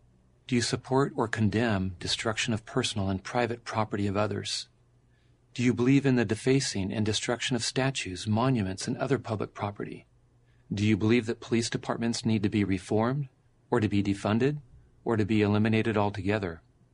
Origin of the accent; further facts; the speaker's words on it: La Mesa, California, United States; In the summer of 2020, a peaceful BLM demonstration in my hometown of La Mesa, California, turned violent as protesters began rioting, looting, and setting fires.